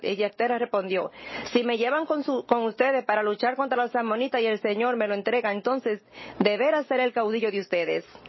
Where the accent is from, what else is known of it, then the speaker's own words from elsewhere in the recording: Nebraska, United States; now in New York, United States; Yo crecí en Nebraska